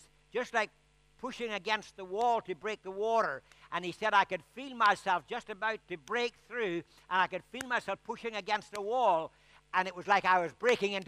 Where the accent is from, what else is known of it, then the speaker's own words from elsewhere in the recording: Ireland; I'm Irish